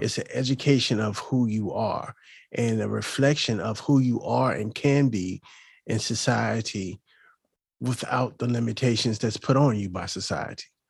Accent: Chesapeake, Virginia, United States; also born or lived in Hampton, Virginia / Waukegan, Illinois / Puerto Rico; I grew up in Hampton Roads, and I grew up in a neighborhood called Camelot. And, um, that's in the Ches, the city of Chesapeake.

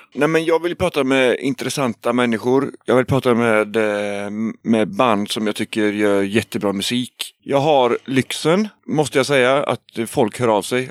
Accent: Trollhättan, Västra Götaland, Sweden; moved away; also born or lived in Gothenburg; Jag är uppvuxen i Trollhättan

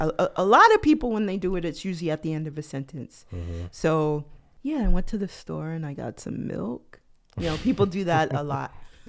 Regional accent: New York, United States; I'm from New York, born and raised, but I do not have what people think of as a New York accent.

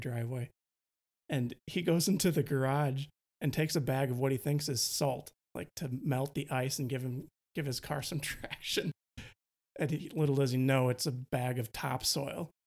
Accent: Milwaukee, Wisconsin, United States; accent: Wisconsin; moved away; I grew up in Milwaukee. I'm trying to really tone down my Wisconsin accent

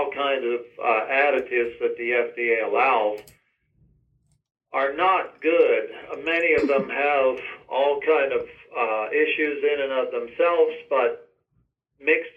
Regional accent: Lancaster, Pennsylvania, United States; I was raised Amish Mennonite in Lancaster, Pennsylvania on a 100-cow dairy farm.

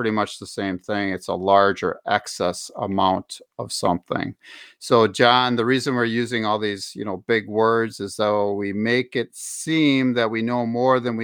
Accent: Milwaukee, Wisconsin, United States; I was just a wee little lad growing up in Milwaukee, Wisconsin.

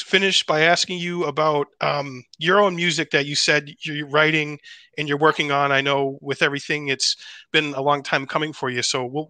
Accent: United States; as American

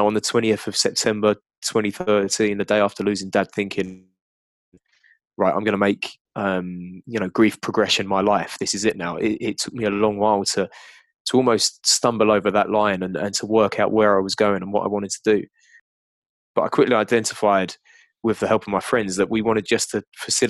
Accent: United Kingdom

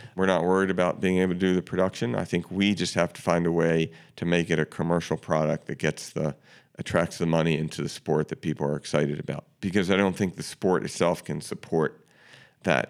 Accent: Baltimore, Maryland, United States; I grew up in Baltimore

